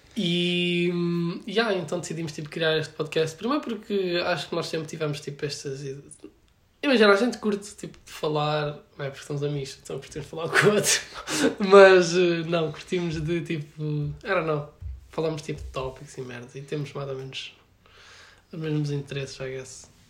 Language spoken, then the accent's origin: Portuguese; Alenquer, Lisbon, Portugal; moved away; tenho vinte e um anos e venho de Alenquer